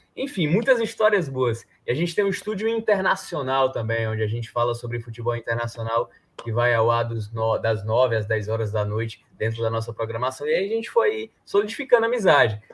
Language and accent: Portuguese; Northeast Brazil, Brazil; accent: matutão; also born or lived in Fortaleza; a gente aqui que é nordestino